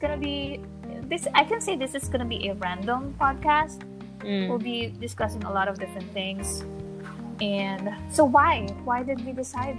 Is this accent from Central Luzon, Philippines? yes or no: no; Manila, Metro Manila, Philippines; I am from the Philippines, from Manila, Philippines.